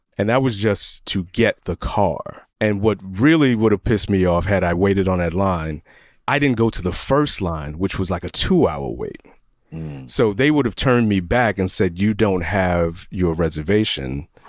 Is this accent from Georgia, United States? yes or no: yes; Atlanta, Georgia, United States; I'm from Atlanta